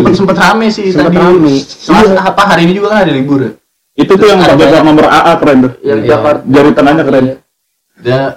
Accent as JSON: {"language": "Indonesian", "town": "Yogyakarta", "region": "Special Region of Yogyakarta", "country": "Indonesia", "said": "Karena uh, pertama gue orang Jogja."}